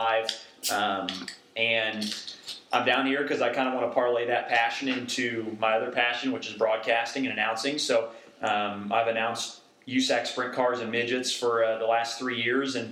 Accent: Indianapolis, Indiana, United States; moved away as an adult; now in Charlotte, United States; I'm from Indianapolis.

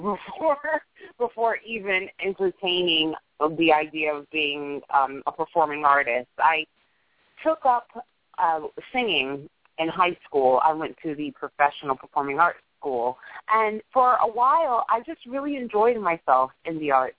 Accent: New York City, New York, United States; born and raised in New York, a, a, a Manhattanite through and through

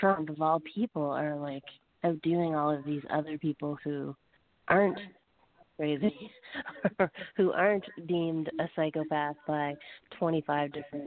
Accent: Canada; now in United States; I'm actually from Canada originally

